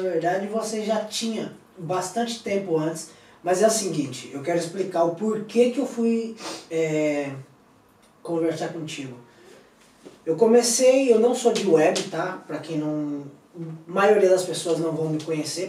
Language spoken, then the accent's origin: Portuguese; Cuiabá, Mato Grosso, Brazil; also born or lived in Madrid; now in Spain; Eu sou de Cuiabá